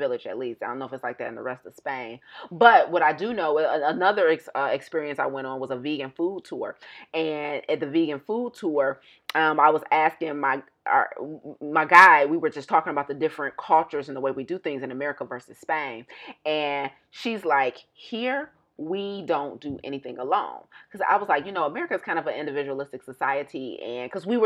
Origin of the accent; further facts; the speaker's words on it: United States; moved away; I'm still American